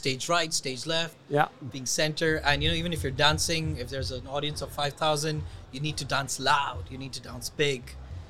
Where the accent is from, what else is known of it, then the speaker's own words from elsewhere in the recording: Dubai, United Arab Emirates; I am person who's born and raised in Dubai.